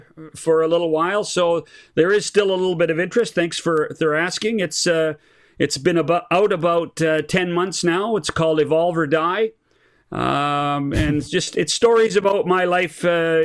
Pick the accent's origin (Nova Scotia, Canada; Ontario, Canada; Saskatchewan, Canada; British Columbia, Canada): British Columbia, Canada; Okanagan Valley; now in Calgary, Canada; since I was a child growing up in the Okanagan Valley